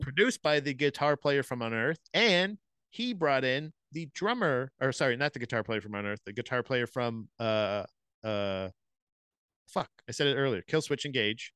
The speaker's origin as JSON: {"language": "English", "region": "Florida", "country": "United States", "said": "I'm from Florida."}